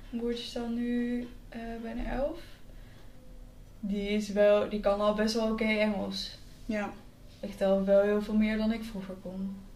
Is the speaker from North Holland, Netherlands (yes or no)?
no; Breda, North Brabant, Netherlands; now in Amsterdam, Netherlands; want ik kom natuurlijk uit Breda. Ik moest er in het begin heel erg aan wennen hier in Amsterdam.